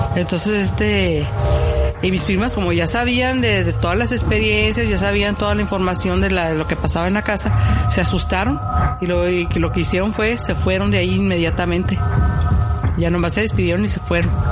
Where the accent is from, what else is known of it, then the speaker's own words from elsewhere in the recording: Tijuana, Baja California, Mexico; la casa donde crecí, que es en Tijuana, México